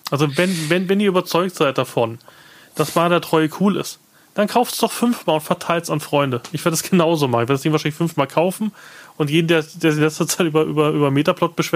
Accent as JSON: {"language": "German", "town": "Munich", "region": "Bavaria", "country": "Germany", "said": "Ich, gut, ich komme aus München."}